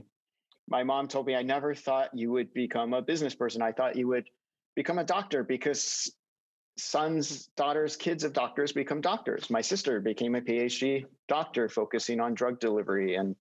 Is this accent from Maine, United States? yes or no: no; Fremont, California, United States; Grew up in Fremont